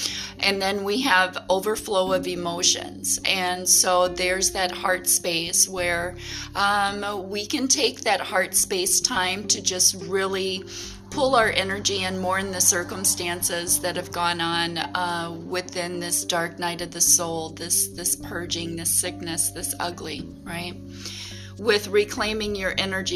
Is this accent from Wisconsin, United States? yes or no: yes; Wisconsin, United States; in my hometown